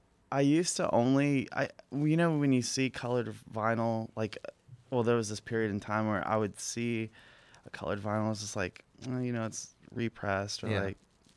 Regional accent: Corpus Christi, Texas, United States; now in Austin, United States; Yeah, I'm from Corpus.

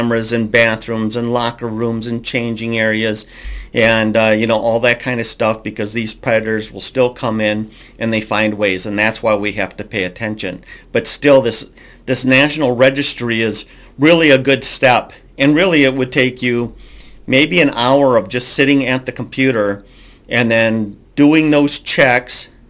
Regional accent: Minnesota, United States; I'm from Minnesota

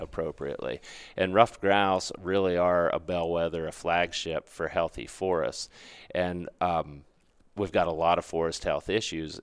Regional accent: Pennsylvania, United States; moved away as an adult; also born or lived in Mississippi / Western North Carolina; I grew up in Pennsylvania.

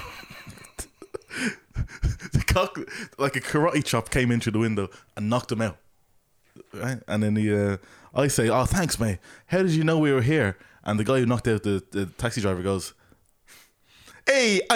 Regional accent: Ireland; accent: Irish; he picks up on my accent. He goes, Irish, is it? Yeah

